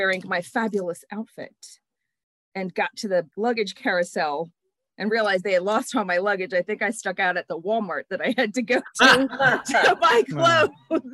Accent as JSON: {"language": "English", "town": "Tirrenia", "region": "Tuscany", "country": "Italy", "tie": "born or raised there", "also_born_or_lived": "Landshut, Germany", "moved": "as an adult", "lives_now": "Upper Darby, United States", "said": "I was born in Landshut, Germany, and I was raised in a town called Tirrenia, which is right outside of Pisa in Tuscany."}